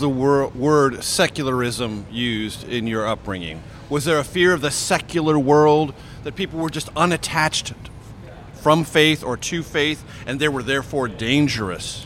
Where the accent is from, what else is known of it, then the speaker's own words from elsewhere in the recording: San Diego, California, United States; growing up in San Diego, California